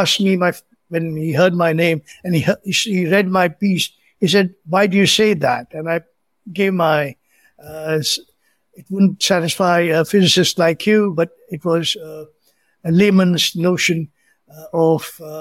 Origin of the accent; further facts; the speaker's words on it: India; also born or lived in Belgaum, Karnataka, India; my hometown was just 48 miles away.